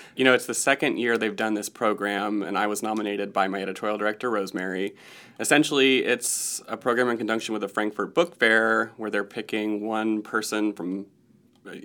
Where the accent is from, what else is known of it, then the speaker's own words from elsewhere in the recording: Newnan, Georgia, United States; moved away as an adult; also born or lived in Chicago; I grew up in Noonan, Georgia, which is thirty miles south of Atlanta